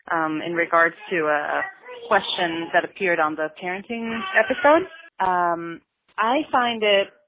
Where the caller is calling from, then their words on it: New York City, New York, United States; I'm calling from Brooklyn, New York.